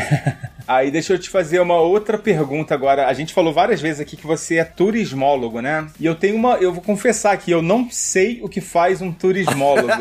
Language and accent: Portuguese; Rio de Janeiro, Brazil; Eu, eu sou carioca